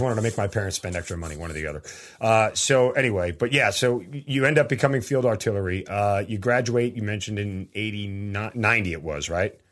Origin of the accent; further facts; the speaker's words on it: Long Island, New York, United States; I'm from Long Island.